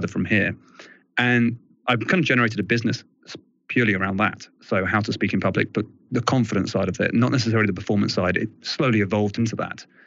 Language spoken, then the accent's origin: English; England, United Kingdom; accent: English; British; I'm all English accent.